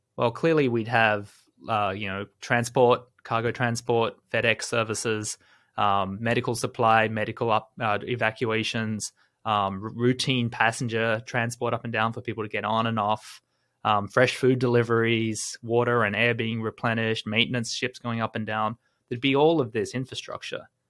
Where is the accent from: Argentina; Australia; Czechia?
Australia; as someone growing up in Australia, I remember in my childhood